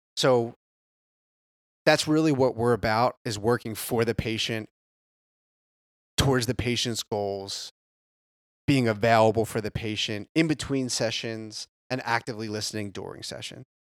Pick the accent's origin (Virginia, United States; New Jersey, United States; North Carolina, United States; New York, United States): New Jersey, United States; moved away as an adult; now in Carolinas, United States; born and raised in South Jersey, right outside of Philly, about twenty